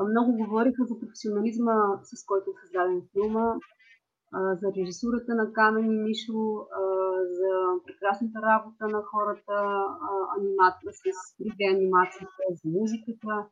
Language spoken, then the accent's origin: Bulgarian; Bulgaria